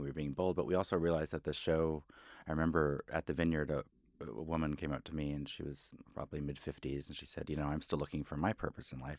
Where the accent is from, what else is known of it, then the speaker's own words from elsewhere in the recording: Fayetteville, Arkansas, United States; moved away as an adult; also born or lived in Los Angeles; now in New York, United States; in Arkansas, I grew up in a very